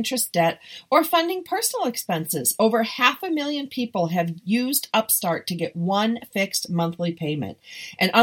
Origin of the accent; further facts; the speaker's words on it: Southern California, United States; I'm from Southern California and I'm living 30 minutes from the beach